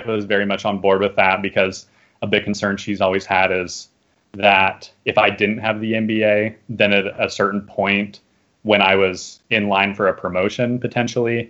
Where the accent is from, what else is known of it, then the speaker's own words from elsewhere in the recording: Arizona, United States; moved away as an adult; I'm from Arizona